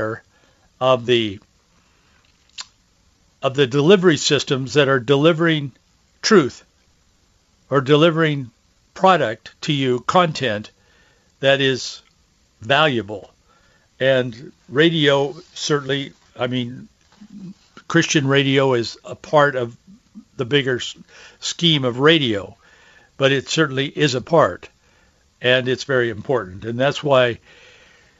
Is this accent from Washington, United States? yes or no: yes; Yakima, Washington, United States; growing up in Yakima, in the Yakima Valley.